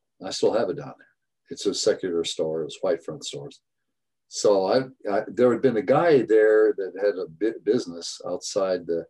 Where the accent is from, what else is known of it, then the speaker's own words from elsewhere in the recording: Boise, Idaho, United States; moved away as an adult; also born or lived in Sumner, Washington; And then I grew up in Boise, Idaho